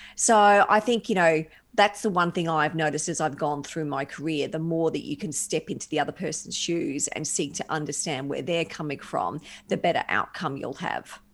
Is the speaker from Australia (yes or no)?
yes; Brisbane, Queensland, Australia; moved away; So I'm a Brisbane girl by birth.